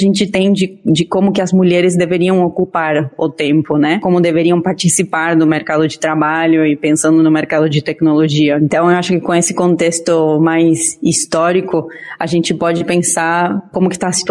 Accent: Argentina; now in Brazil; eu sou argentina, então acho que eu tenho um pouquinho menos de, desse otimismo brasileiro super gostoso gostoso, que eu adoro, porque eu moro no Brasil e, e o Brasil é meu lar escolhido.

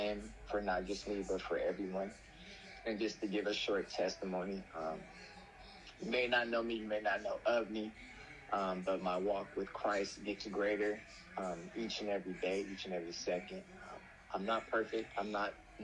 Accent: Oakland, California, United States; now in Stockton, United States; I'm from Oakland, California. I've lived in Stockton for some time now

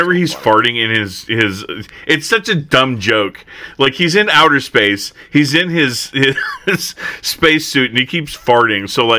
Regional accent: Humboldt County, California, United States; I grew up in Humboldt County, California, which is, like, the freaking epicenter of marijuana.

